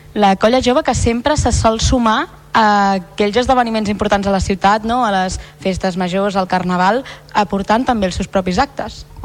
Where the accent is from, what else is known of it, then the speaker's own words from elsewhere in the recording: Tarragona, Catalonia, Spain; els que som de Tarragona